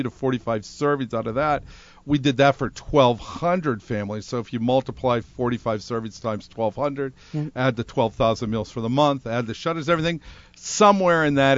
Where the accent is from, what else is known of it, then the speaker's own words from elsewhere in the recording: Pittsburgh, Pennsylvania, United States; moved away as an adult; also born or lived in upstate New York; now in Rhode Island, United States; I'm from Pittsburgh, Pennsylvania, upstate New York.